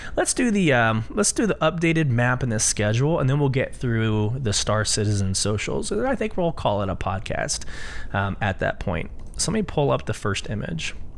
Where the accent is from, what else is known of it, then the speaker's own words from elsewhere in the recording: Austin, Texas, United States; I'm from Austin, Texas.